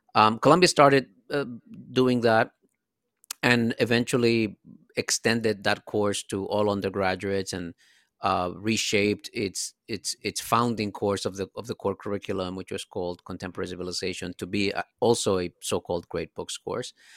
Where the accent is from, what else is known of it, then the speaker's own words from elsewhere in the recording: Dominican Republic; moved away; I'm a immigrant from the Dominican Republic